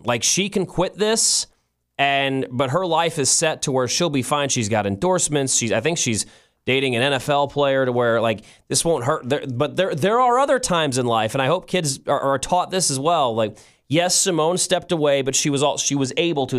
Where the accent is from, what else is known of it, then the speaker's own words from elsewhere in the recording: United States; as an American